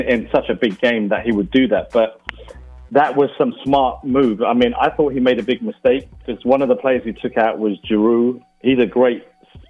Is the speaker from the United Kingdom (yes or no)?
yes; England, United Kingdom; I'm English.